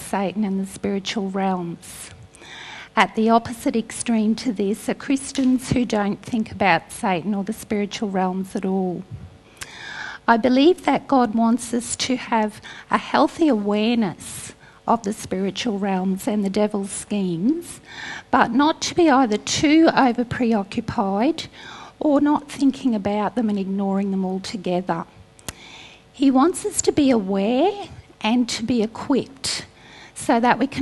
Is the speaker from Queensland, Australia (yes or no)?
yes; North Queensland, Australia; I grew up in North Queensland